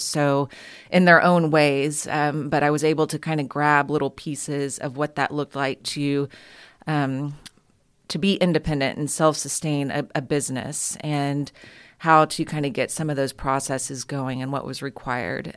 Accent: Houston, Texas, United States; also born or lived in San Marcos, Texas; when I was growing up in Houston

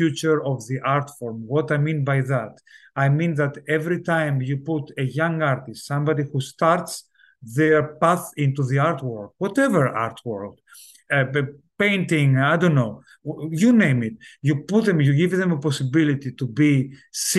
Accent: Italy; also born or lived in south of Greece; but I grew up in Italy

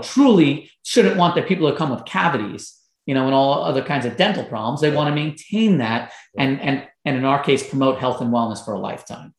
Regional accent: Long Island, New York, United States; I was growing up in Long Island, New York

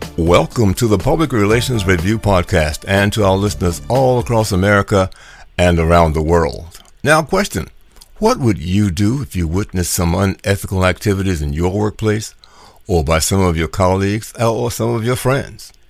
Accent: Washington, District of Columbia, United States; I'm uh, also from Washington, D.C., and I also worked worked on Capitol Hill

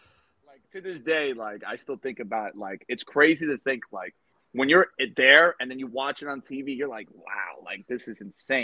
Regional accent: East Coast, United States; The fact that, like Marissa just said, we're both from the East Coast.

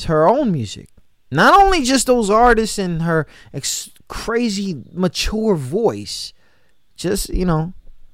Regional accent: New York, United States; I'm from New York

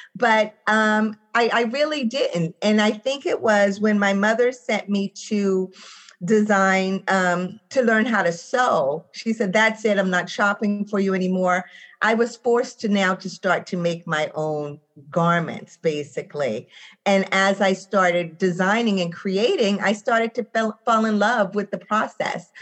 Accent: Boston, Massachusetts, United States; I am from Roxbury, Massachusetts.

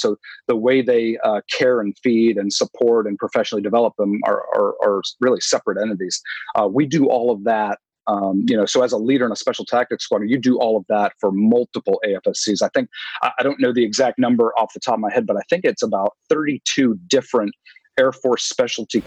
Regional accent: New England, United States; I grew up up in New England

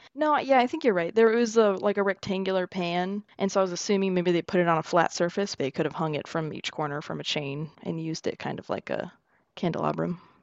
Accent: United States; I'm also American

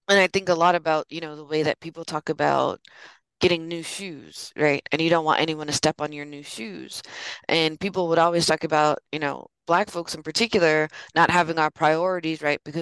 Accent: San Francisco, California, United States; my mom's born and raised in San Francisco, and so am

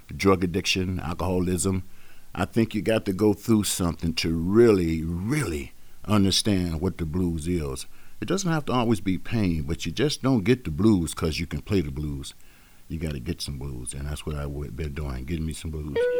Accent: Chicago, Illinois, United States; I was born and raised here in Chicago, on the west side of Chicago

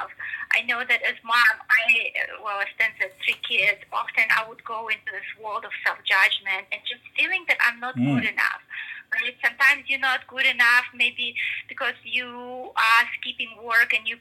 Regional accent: Russia; moved away; I come from Russia, right, originally. And so I came, I guess, with this big, and I grew up during the communist Russia

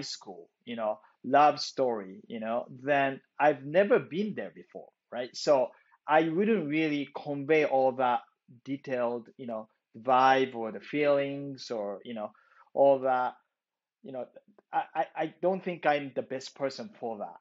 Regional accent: Japan; moved away as an adult; now in Los Angeles, United States; I grew up in Japan, you know, I came from Japan, right?

